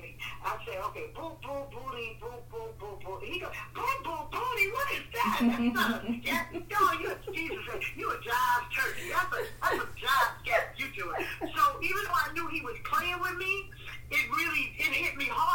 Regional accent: New York City, New York, United States; I grew up in Harlem and in New York

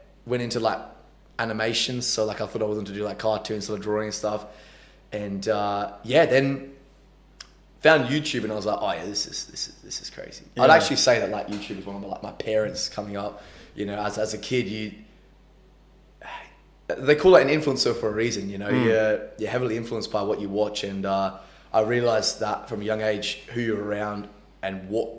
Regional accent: Adelaide, South Australia, Australia; we're from Adelaide

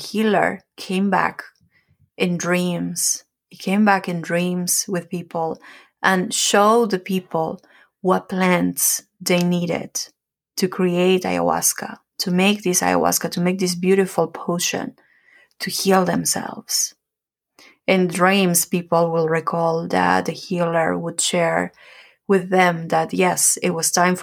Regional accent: Peru; moved away; I'm from Peru, so ayahuasca is something that we know about, that we do it

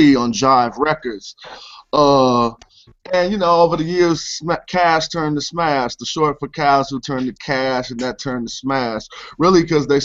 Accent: Oakland, California, United States; I was from Oakland, California

